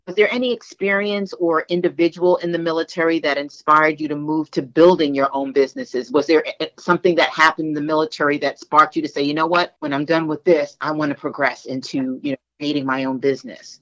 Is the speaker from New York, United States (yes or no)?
yes; New York, United States; I'm from Brooklyn, the other borough in New York